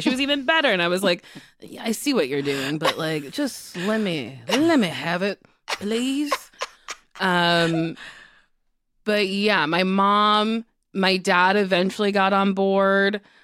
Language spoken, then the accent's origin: English; New Jersey, United States; New Jersey gave me New York City. Uh, I was an hour away from the city. I got to see a lot of Broadway shows in high school.